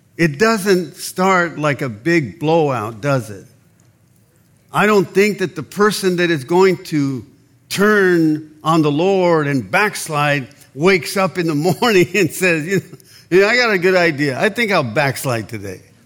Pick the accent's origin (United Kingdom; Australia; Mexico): Mexico; Mexicali, Baja California; moved away; we're Mexicans, I was born in Mexicali, Mexico